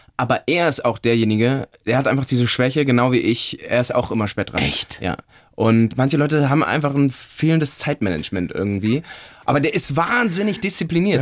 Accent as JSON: {"language": "German", "town": "Cologne", "region": "North Rhine-Westphalia", "country": "Germany", "tie": "born or raised there", "also_born_or_lived": "Munich", "said": "zurück in meine Heimat Köln"}